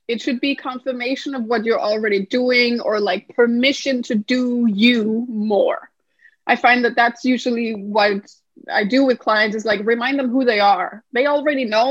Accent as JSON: {"language": "English", "country": "Denmark", "also_born_or_lived": "United States", "moved": "as an adult", "said": "I'm originally from Denmark, which is in Scandinavia"}